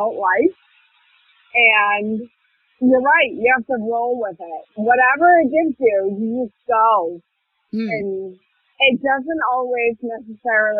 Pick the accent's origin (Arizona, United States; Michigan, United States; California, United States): Arizona, United States; moved away; also born or lived in Germany; I was from Arizona